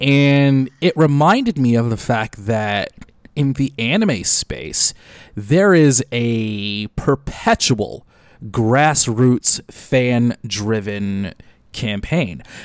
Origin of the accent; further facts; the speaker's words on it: Detroit, Michigan, United States; my hometown of Detroit